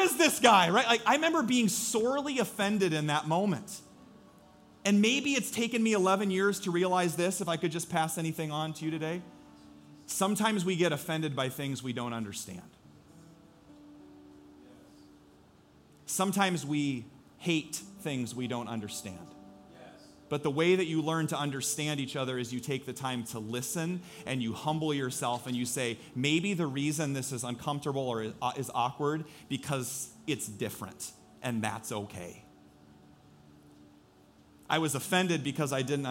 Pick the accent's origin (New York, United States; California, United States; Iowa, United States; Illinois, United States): Iowa, United States; Story City; I grew up in Story City